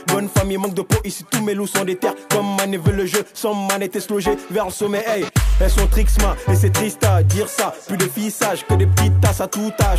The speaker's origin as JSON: {"language": "French", "country": "Guinea", "tie": "born or raised there", "moved": "yes", "lives_now": "Brussels, Belgium", "said": "j'ai grandi en Guinée, je suis né, j'ai grandi en Guinée. Et je vis à Bruxelles, en Belgique"}